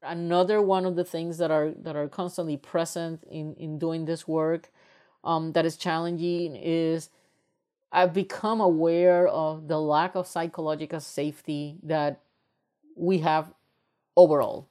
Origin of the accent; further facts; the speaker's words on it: Puerto Rico; moved away as an adult; also born or lived in United States; I am originally from Puerto Rico, and when I was raised up in Puerto Rico, I come from a very privileged family.